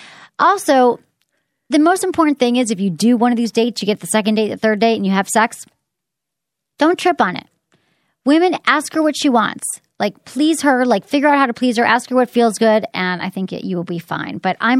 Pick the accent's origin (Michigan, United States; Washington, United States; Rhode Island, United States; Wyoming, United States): Michigan, United States; Detroit; There was an article in the Detroit News, which is my hometown paper